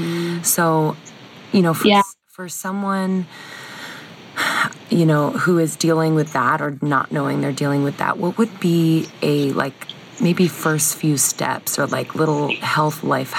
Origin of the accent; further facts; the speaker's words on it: East Coast, United States; moved away; I just went home back to the East Coast and, you know, being around friends and family in my hometown